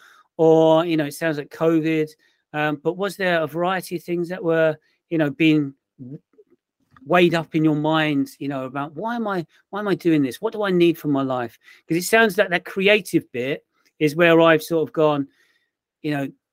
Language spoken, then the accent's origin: English; Portsmouth, South East England, United Kingdom; moved away as an adult; also born or lived in London / Tunbridge Wells / Broadstairs / Spain; I grew up in Portsmouth, so I live by the sea in a naval town